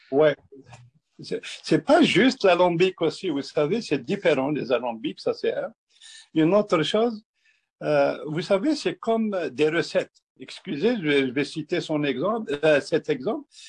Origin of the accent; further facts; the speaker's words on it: Kabylie, Algeria; now in Quebec, Canada; je suis un berbère algérien. Je suis vraiment un berbère algérien, oui. Je viens d'Algérie, de, de la Kabylie